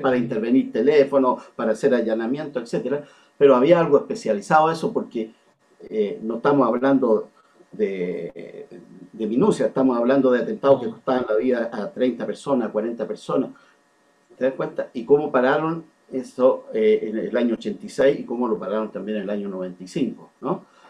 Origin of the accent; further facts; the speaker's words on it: Chile; como muchas chilenas